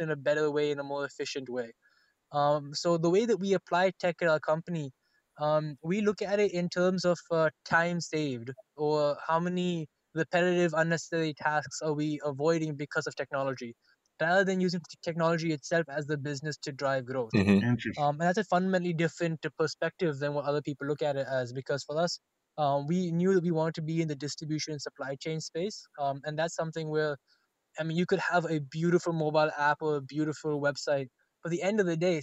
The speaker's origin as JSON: {"language": "English", "country": "India", "first_language": "Telugu", "second_language": "English", "moved": "yes", "said": "I come from India"}